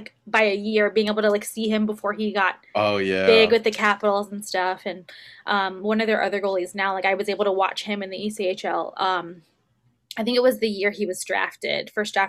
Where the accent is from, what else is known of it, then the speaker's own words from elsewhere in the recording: Virginia, United States; I am from Virginia.